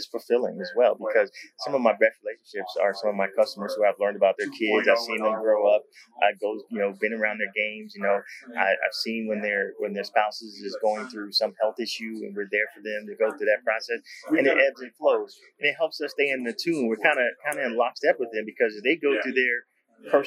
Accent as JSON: {"language": "English", "region": "Texas", "country": "United States", "said": "I'm from Texas"}